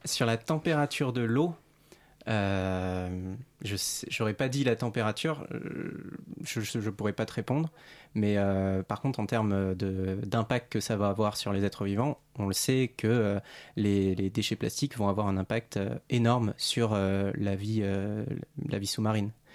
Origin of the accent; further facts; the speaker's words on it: Réunion; now in Paris, France; je suis originaire de l'île de la Réunion